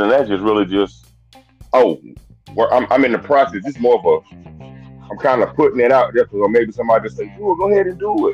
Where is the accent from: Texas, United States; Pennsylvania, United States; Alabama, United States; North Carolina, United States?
Alabama, United States; moved away; I'm from Alabama